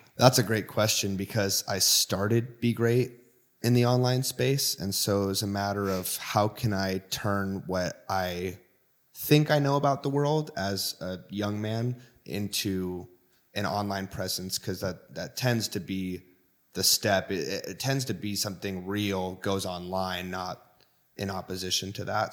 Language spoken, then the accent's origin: English; Washington, United States; I'm from Washington State, right on the border of Oregon and Washington